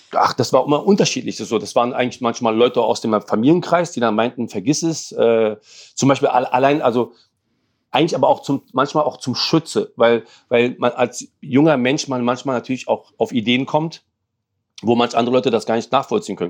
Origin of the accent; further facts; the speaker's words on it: Berlin, Germany; German is a second language; also born or lived in Lebanon; Ich bin ja sieben Jahre alt, bin nach Berlin gekommen, wir sind aus dem Libanon geflüchtet